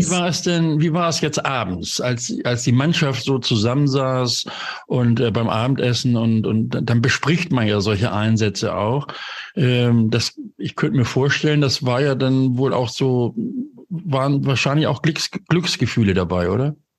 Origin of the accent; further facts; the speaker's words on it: Hamburg, Germany; Hamburg ist meine Geburtsstadt. Dort bin ich groß geworden.